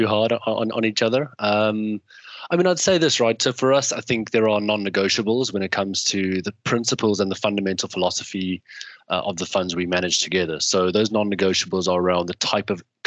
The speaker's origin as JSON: {"language": "English", "country": "South Africa", "tie": "born or raised there", "moved": "yes", "lives_now": "United Kingdom", "said": "growing up in South Africa, we had coverage of every single football match."}